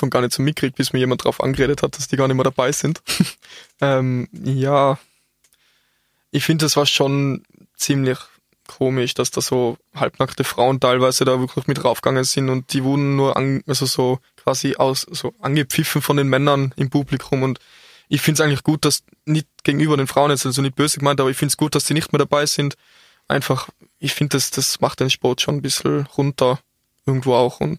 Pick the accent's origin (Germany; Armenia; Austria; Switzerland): Austria; Und bei uns in Österreich ist es noch bisschen schwach mit Stillart.